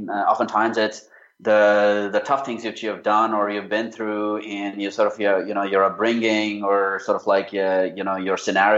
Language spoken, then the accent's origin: English; India; also born or lived in Australia / Japan / United Kingdom; I grew up in India. My dad was in the armed forces, so we never really stayed in one city for more than a few years.